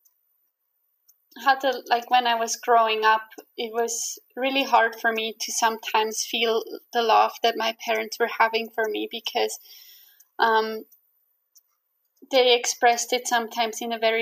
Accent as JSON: {"language": "English", "country": "Switzerland", "also_born_or_lived": "Canada", "second_language": "English", "moved": "as an adult", "said": "my home country, Switzerland"}